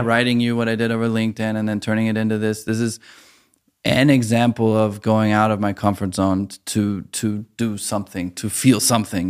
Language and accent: English; United States; moved away as an adult; now in Germany; as an American who moved to Germany